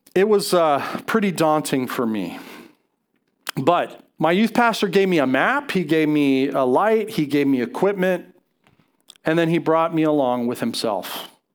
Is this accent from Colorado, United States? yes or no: yes; Colorado, United States; I grew up, I grew up in Colorado